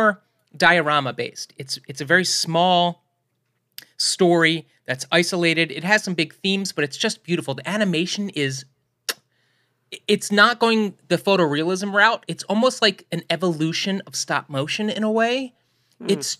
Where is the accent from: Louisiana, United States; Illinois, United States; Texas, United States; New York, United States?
New York, United States; coming from New York